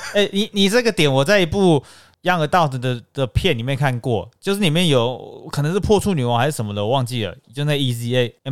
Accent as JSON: {"language": "Chinese", "country": "Taiwan", "said": "我们台湾人"}